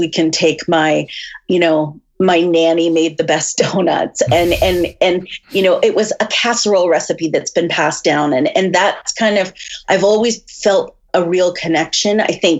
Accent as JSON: {"language": "English", "town": "Fredericton", "region": "New Brunswick", "country": "Canada", "tie": "born or raised there", "also_born_or_lived": "Montreal / Halifax / Vancouver / Toronto", "lives_now": "Red Deer, Canada", "said": "I've moved around a lot. I was born in Montreal, and then I grew up in Fredericton, New Brunswick. And then I moved, after university, I moved to Halifax, Vancouver, Toronto, New York, and then Calgary, and now Red Deer, Alberta."}